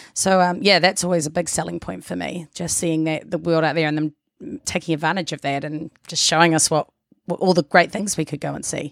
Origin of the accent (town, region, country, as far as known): New Zealand; accent: Kiwi; moved away; also born or lived in Australia